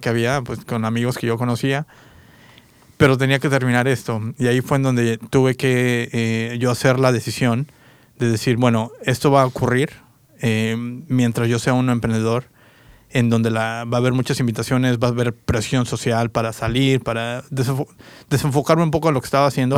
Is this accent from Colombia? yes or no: no; Querétaro, Mexico; also born or lived in Toluca, Mexico / San Diego, United States / Independence, Oregon / Salem, Oregon; now in Portland, United States; yo soy de México, eh, nací en, bueno, nací en Toluca de hecho, pero viví mucho tiempo en Querétaro, Querétaro, Querétaro